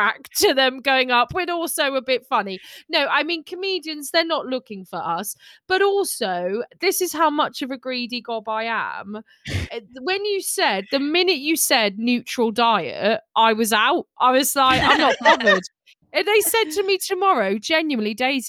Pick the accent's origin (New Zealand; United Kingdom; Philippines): United Kingdom; England; I'm very English